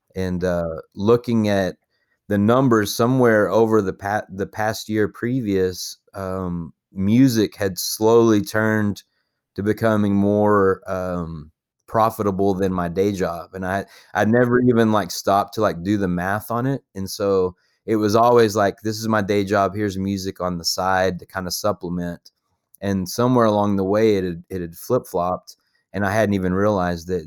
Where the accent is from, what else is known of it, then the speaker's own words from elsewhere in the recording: Paducah, Texas, United States; also born or lived in Lubbock, Texas; I grew up in a little town, um, called Paducah, Texas, which is kinda out in the middle of nowhere, and it's, like, two hours east of Lubbock